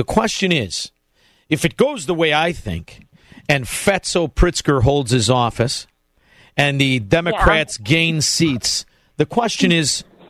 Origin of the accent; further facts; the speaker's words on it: Melrose Park, Illinois, United States; everybody I grew up with in Melrose Park